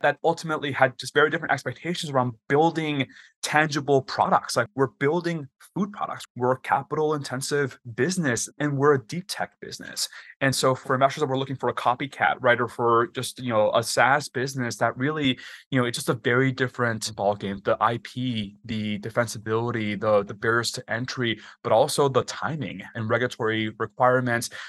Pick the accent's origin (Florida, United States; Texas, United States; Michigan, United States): Texas, United States; moved away as an adult; also born or lived in Washington, D.C.; I grew up in Texas, and I'm Mexican by heritage